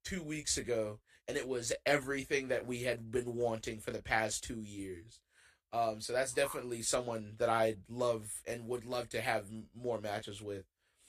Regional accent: Jacksonville, North Carolina, United States; my hometown, Jacksonville, North Carolina.

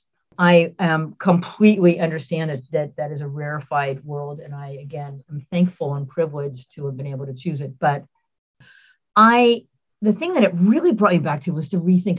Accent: San Francisco, California, United States; moved away; also born or lived in Seattle; I grew up in San Francisco, moved to Seattle

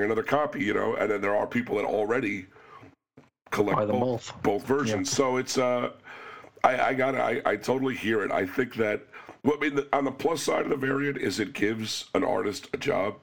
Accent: New York, United States; As a New Yorker

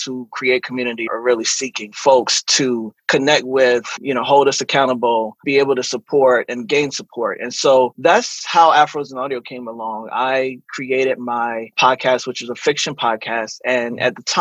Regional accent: Eastern Shore of Maryland, United States; moved away; also born or lived in Washington, D.C. / New York; growing up on the Eastern Shore of Maryland was such an interesting life.

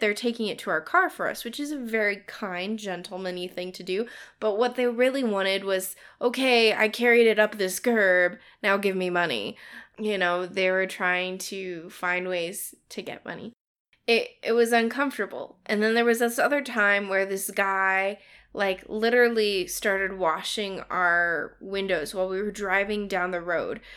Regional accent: United States; being in a Western culture as an American

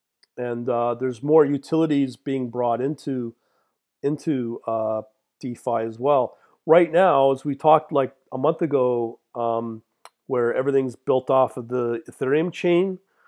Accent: Canada; as a Canadian, yeah, it's much easier to set up a Binance account

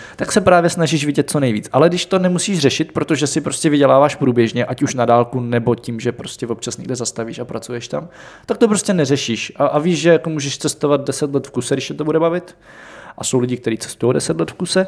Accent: Czechia; my jako Češi

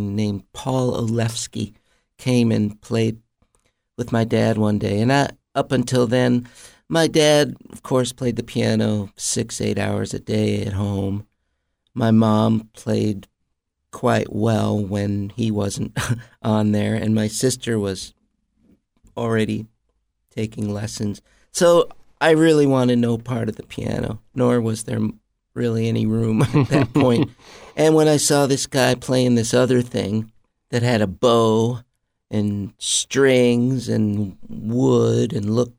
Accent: Mount Vernon, Iowa, United States; born or raised there; moved away; also born or lived in Los Angeles

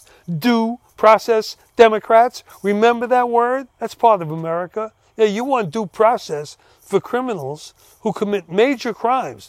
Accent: United States; I'm an American

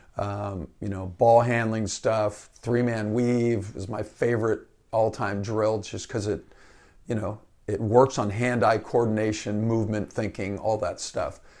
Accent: Fairfax, California, United States; I grew up in Fairfax

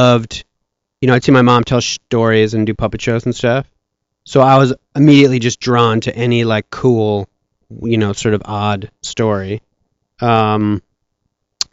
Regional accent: Evanston, Illinois, United States; also born or lived in Chicago; So I was born in Chicago. I grew up in Evanston, which is right next

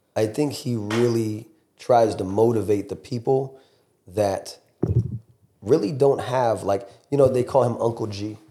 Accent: Fort Lauderdale, Florida, United States; moved away; I'm born and raised in Fort Lauderdale, Miami area, so Broward to Dade County

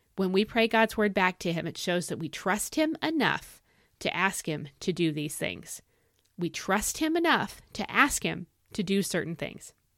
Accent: United States

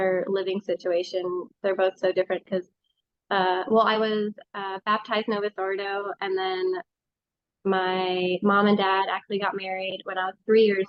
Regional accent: California, United States; now in Minnesota, United States; Originally I'm from California, but I now live in Minnesota, central Minnesota

